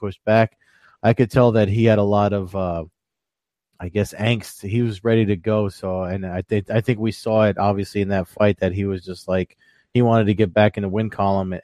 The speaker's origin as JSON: {"language": "English", "region": "New Jersey", "country": "United States", "said": "my home state, Atlantic City."}